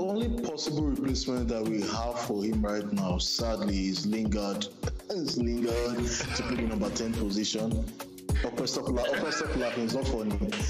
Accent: Nigeria; As a Nigerian fan, I'm really disappointed.

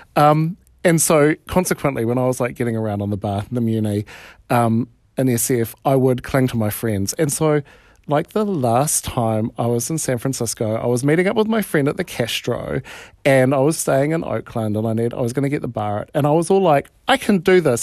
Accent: New Zealand; accent: New Zealand; I grew up in New Zealand

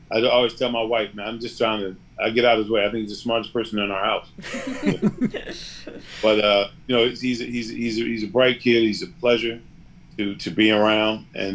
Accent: East Orange, New Jersey, United States; I was born and raised in East Orange General

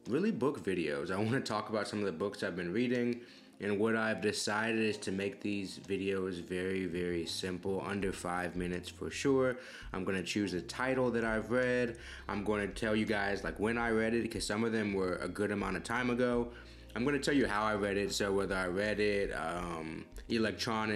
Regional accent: Houston, Texas, United States; where I'm from in Houston

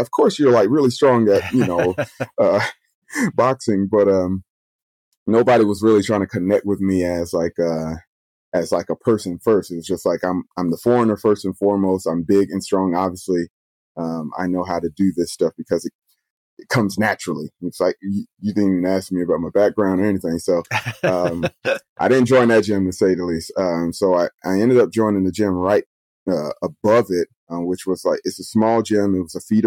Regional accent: Atlanta, Georgia, United States; moved away as an adult; also born or lived in Washington, D.C.; now in Japan; I grew up in the South. I grew up in Atlanta. I'm born and raised in the American South

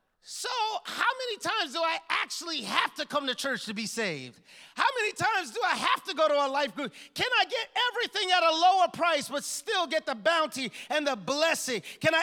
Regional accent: Bronx, New York, United States; I'm from the Bronx, can you tell? It's the home of hip-hop music

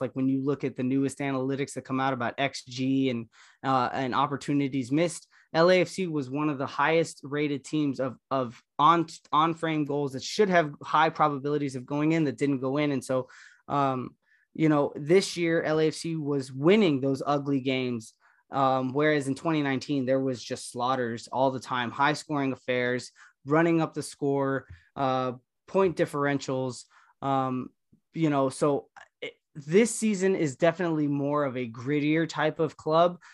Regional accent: Los Angeles, California, United States; I grew up in Los Angeles, born and raised

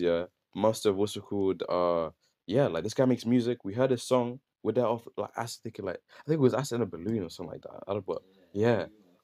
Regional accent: Slough, South East England, United Kingdom; moved away; also born or lived in Leicester; I'm from, like, I was born in Slough

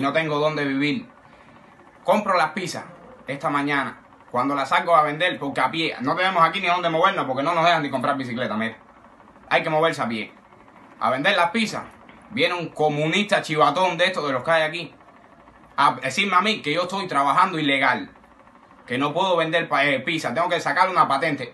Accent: Cuba; soy un ciudadano cubano

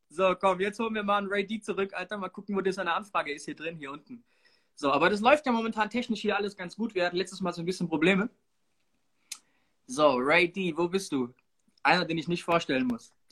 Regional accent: Frankfurt, Hesse, Germany; äh, bin aus Frankfurt

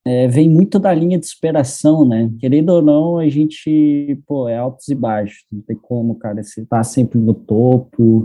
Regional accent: Lagoa Dourada, Minas Gerais, Brazil; moved away as an adult; also born or lived in São Paulo; now in Florianópolis, Brazil; sou mineiro, sou do interior de Minas, uma cidadezinha que se chama Lagoa Dourada

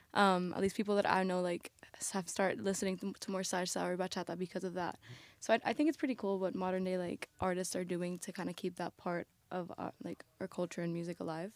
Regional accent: Puerto Rico; growing up in Puerto Rico, like, my family didn't listen to a lot of bachata.

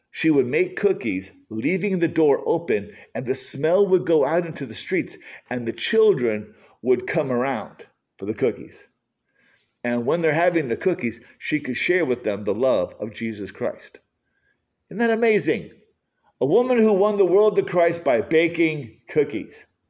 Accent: Michigan, United States; growing up in Michigan

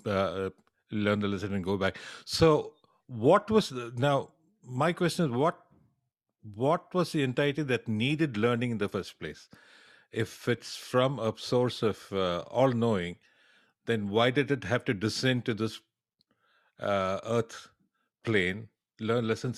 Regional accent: Chennai, Tamil Nadu, India; moved away; there is a state in down south called Madras, which also happens to be my hometown, my erstwhile hometown

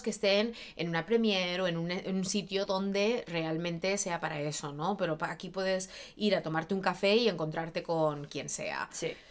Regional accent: Barcelona, Catalonia, Spain; also born or lived in Madrid, Spain; now in Los Angeles, United States; Yo nacida, criada en España, catalana de origen, técnicamente en Barcelona, pero luego en Madrid y luego eh, aquí

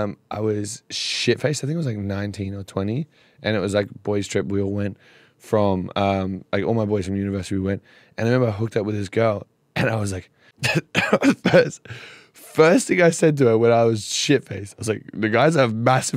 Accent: Australia; I'm from Australia.

